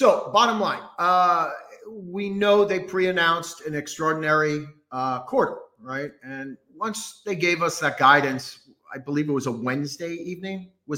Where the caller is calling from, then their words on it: New Braunfels, Texas, United States; Right now, Texas, New Braunfels, Texas.